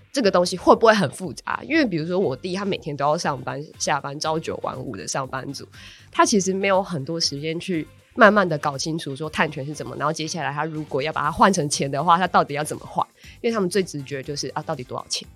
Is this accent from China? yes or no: no; Taichung, Taiwan; moved away; 我老家是在 台中